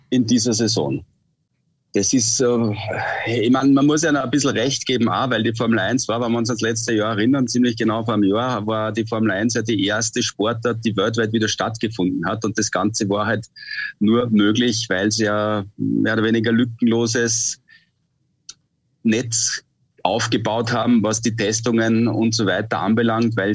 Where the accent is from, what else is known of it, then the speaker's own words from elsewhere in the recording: Austria; Und äh, jetzt ist dieses Wochenende eine ganz große Ausnahme, weil das Rennen eben bei uns zu Hause in Österreich stattfindet.